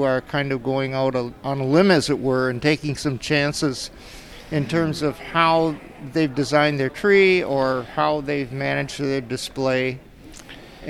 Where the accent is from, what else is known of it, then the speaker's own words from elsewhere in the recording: Puyallup, Washington, United States; I'm from Puyallup, Washington